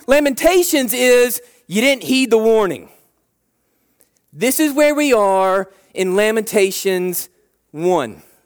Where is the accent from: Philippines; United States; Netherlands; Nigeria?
United States; We like being American